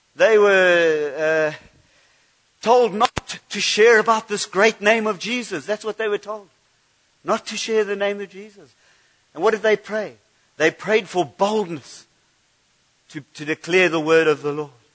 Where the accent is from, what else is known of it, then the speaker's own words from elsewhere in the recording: United Kingdom; I'm too British